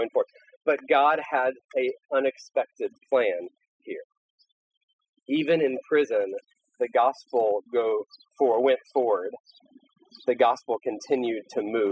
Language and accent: English; United States; as an American